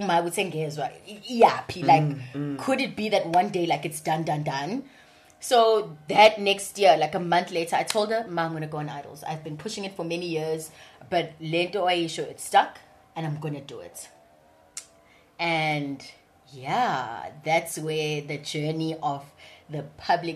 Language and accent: English; Durban, KwaZulu-Natal, South Africa; accent: Durban; born and bred in Durban. I'm a thoroughbred, like proper Durbanite. Grew up in Phoenix.